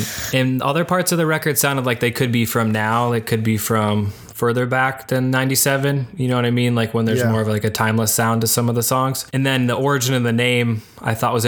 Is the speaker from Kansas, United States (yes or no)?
no; Detroit, Michigan, United States; I'm from Metro Detroit